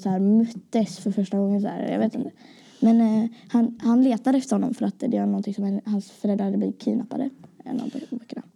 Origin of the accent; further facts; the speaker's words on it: Gothenburg, Västra Götaland, Sweden; jag kommer ifrån Göteborg